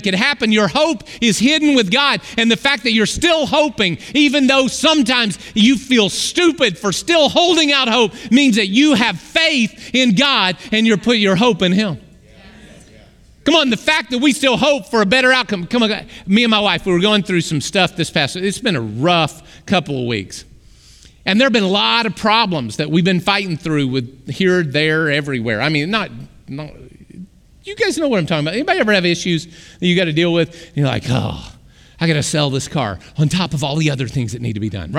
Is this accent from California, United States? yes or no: no; Arkoma, Oklahoma, United States; I grew up in the Arkansas River Valley. Right in Arkoma, Oklahoma